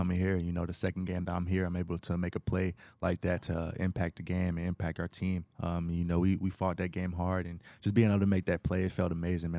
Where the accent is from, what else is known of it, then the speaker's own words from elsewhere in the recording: Knoxville, Tennessee, United States; moved away as an adult; also born or lived in Atlanta, Georgia; now in Houston, United States; I'm from Knoxville, Tennessee.